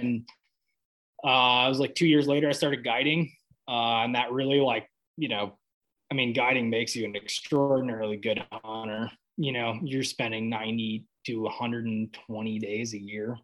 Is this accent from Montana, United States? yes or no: yes; Hamilton, Montana, United States; I'm from Hamilton, Montana.